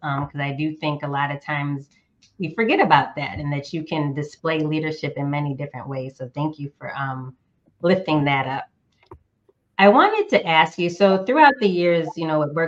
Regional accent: Northeastern United States, United States; moved away; also born or lived in Southern United States; a current Southerner, but was born and raised in the Northeastern United States

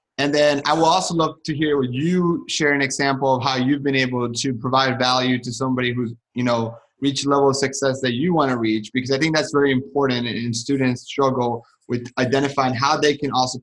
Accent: Colombia; moved away; I'm from Colombia

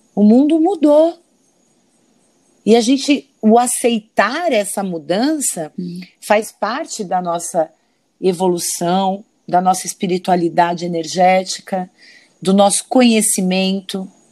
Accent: São Paulo, Brazil; now in Rio de Janeiro, Brazil; sou uma paulista de, de nascimento, né? Sou natural de São Paulo

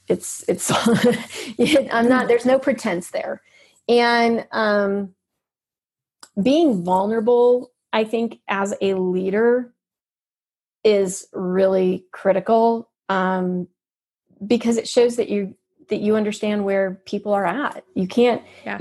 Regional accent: United States; I'm there as an American

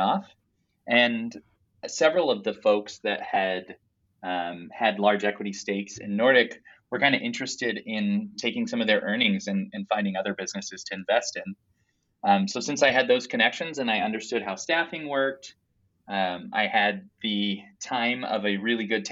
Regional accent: Bay Area, California, United States; moved away as an adult; also born or lived in Philadelphia, United States; now in Madison, United States; I grew up in the Bay Area

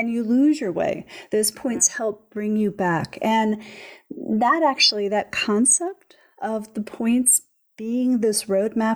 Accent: Philadelphia, Pennsylvania, United States; I grew up in Philadelphia in the city

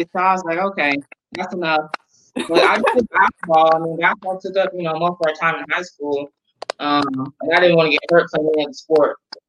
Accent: Norfolk, Virginia, United States; Well, first, I'm originally from Norfolk, Virginia. Okay. So that's where I'm from.

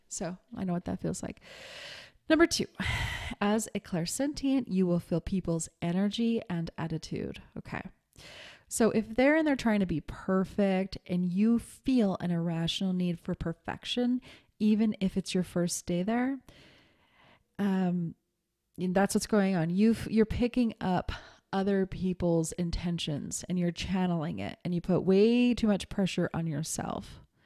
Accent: Montana, United States; I'm from Montana

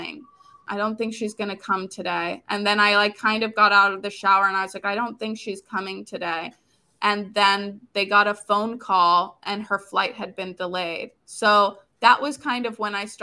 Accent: Florida, United States; also born or lived in New York / Dominican Republic; Originally, I'm from Florida. I still live in Florida

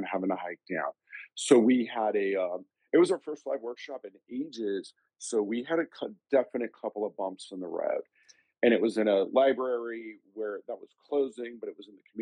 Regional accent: Los Angeles, California, United States; I grew up in West Side LA, so I grew up around a lot of people in the movie business

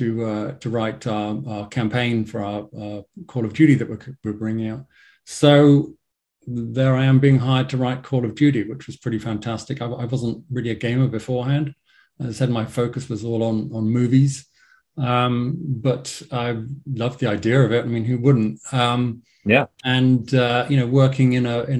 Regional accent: England, United Kingdom; accent: English; moved away as an adult; now in Los Angeles, United States; as you may hear from my English accent, I'm based in LA. I've been in LA for the last, I don't know, like 17 years or so.

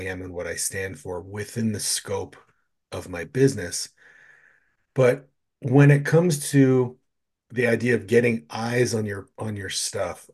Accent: Canada; I'm from Canada

